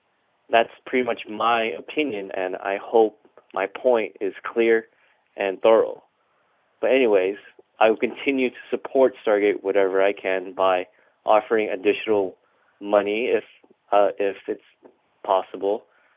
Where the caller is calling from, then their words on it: Northridge, California, United States; I'm calling from Northridge, California.